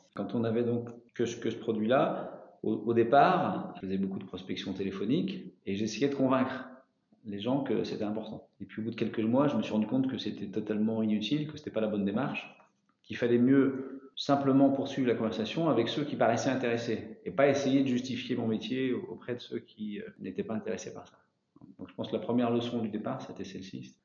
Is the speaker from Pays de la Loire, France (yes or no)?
no; Paris, Île-de-France, France; moved away as an adult; also born or lived in Mayenne; now in Changé, France; je suis parisien d'origine et je suis arrivé en fin 97 en Mayenne